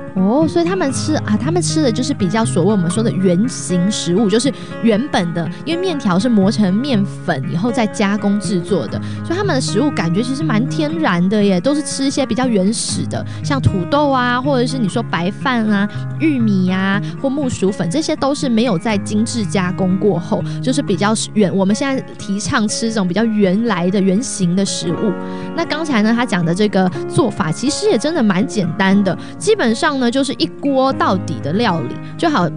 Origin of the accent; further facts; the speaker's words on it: Taiwan; moved away as an adult; now in Los Angeles, United States; 像我是台湾人啊，我们到了这个中秋节烤肉